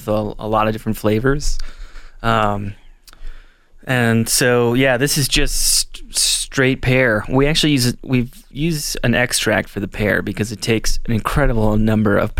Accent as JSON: {"language": "English", "region": "Indiana", "country": "United States", "tie": "born or raised there", "moved": "yes", "said": "I grew up in Indiana as a Colts fan"}